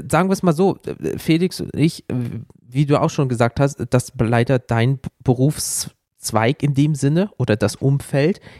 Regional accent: Germany; zumindest bei uns in Deutschland, ich weiß nicht, ob es bei euch in Österreich auch so war

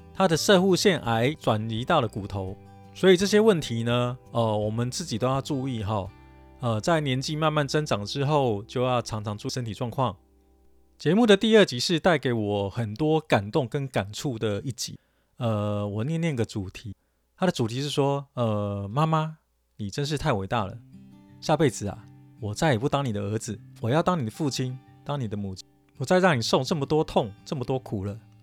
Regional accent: Taipei, Taiwan; 因为我台语讲得不好，我是台北人嘛，所以台语讲得不好

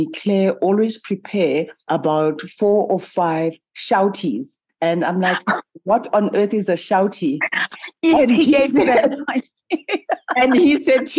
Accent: South Africa; I'm a South African

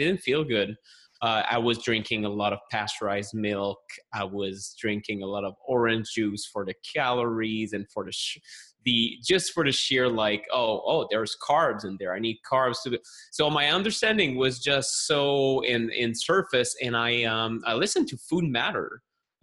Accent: Montreal, Quebec, Canada; accent: French Canadian; English is a second language; I'm a health journalist from Montreal, Canada. You can maybe tell that from the accent, although most people think I'm French from France, but that's different. It's a French Canadian from Quebec.

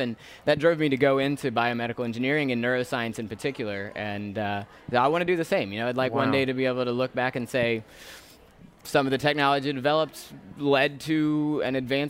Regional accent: New Orleans, Louisiana, United States; also born or lived in Atlanta; So I'm originally from the New Orleans area. I actually, my family moved around a little bit, so I went to high school in Atlanta

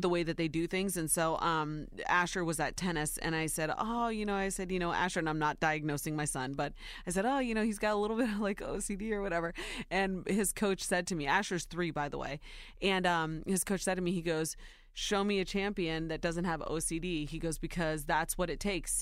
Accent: Ohio, United States; born or raised there

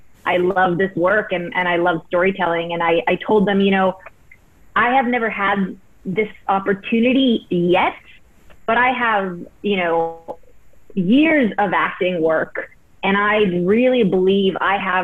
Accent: Prince George, British Columbia, Canada; moved away; also born or lived in Vancouver / Los Angeles; I grew up in Prince George

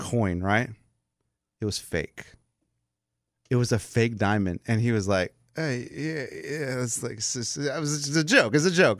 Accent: Texas, United States; I am American, four generations here in Texas.

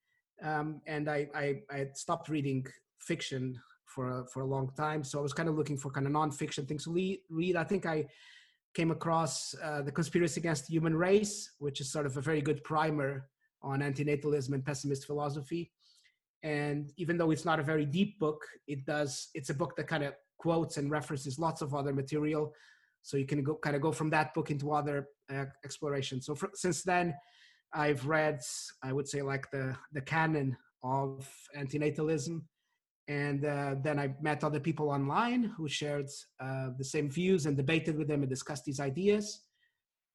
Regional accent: Portugal; also born or lived in United Kingdom; now in London, United Kingdom; I grew up in Portugal. I've lived in the UK for the past 13 years

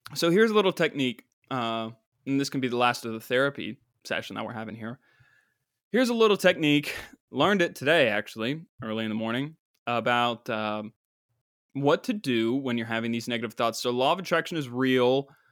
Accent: West Virginia, United States; my home state

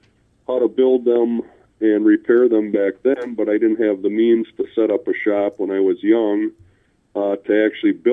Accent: North Fond du Lac, Wisconsin, United States; I grew up in a small rural community of North Fond du Lac, which is north of Fond du Lac.

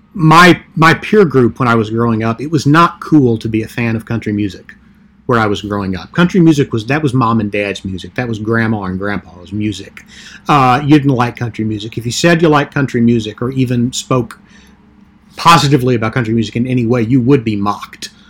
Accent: southeastern Kentucky, United States; moved away as an adult; now in New York area, United States; I was born and raised in a small town in southeastern Kentucky

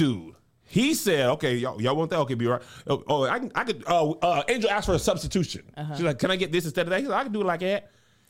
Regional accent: El Paso, Texas, United States; born there; I was born in El Paso on a military base. And I went to Atlanta where my whole dad's family's from.

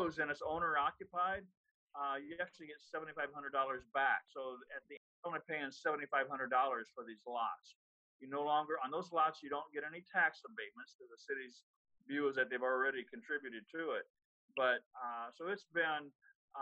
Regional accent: Manning, Iowa, United States; born or raised there; moved away as an adult; also born or lived in Omaha, Nebraska / Austin, Texas / St. Louis, Missouri

